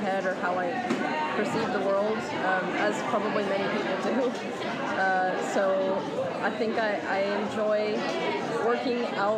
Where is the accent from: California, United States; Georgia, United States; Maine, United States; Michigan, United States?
California, United States; now in West Yorkshire, United Kingdom; I'm originally from California, but I live here in West Yorkshire now